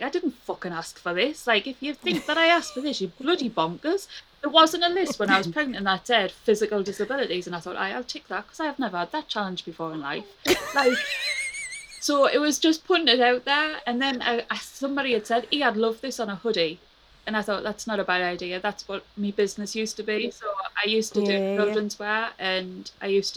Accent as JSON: {"language": "English", "town": "Sunderland", "region": "North East England", "country": "United Kingdom", "accent": "Mackem", "said": "my Magham accent"}